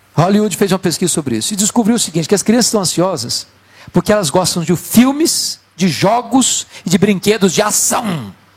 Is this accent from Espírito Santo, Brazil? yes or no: yes; Espírito Santo, Brazil; Eu sou do estado do Espírito Santo